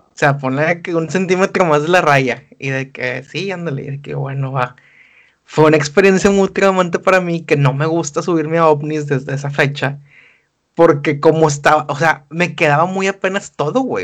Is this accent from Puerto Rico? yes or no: no; Monterrey, Nuevo León, Mexico; Monterrey, en México, tenemos formas que suenan un poco más bonitas